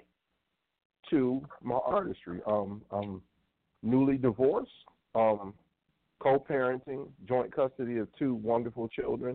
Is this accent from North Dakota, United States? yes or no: no; Cleveland, Ohio, United States; I am from Cleveland